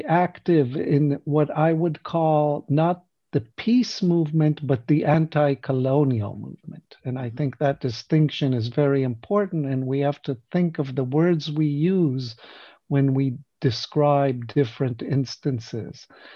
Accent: Israel; English is a second language; moved away as an adult; also born or lived in Signal Mountain, Tennessee, United States; now in London, United Kingdom; I was born in Israel. I lived as a child for 5 years from 1970 to 1975 on Signal Mountain right outside Chattanooga, Tennessee. And that's where I got my English from.

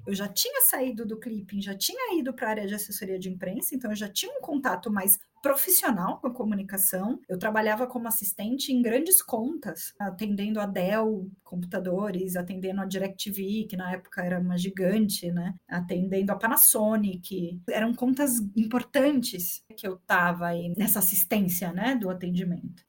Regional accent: São Paulo, Brazil; moved away as an adult; also born or lived in Osasco; now in Santiago, Chile; Nascida e criada em São Paulo e vivi minha vida inteira em São Paulo antes de vir

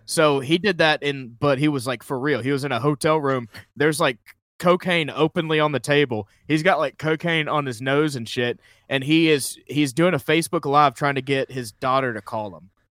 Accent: Columbus, Georgia, United States; moved away as an adult; I came down here in 2012. I'm originally from Columbus, Georgia

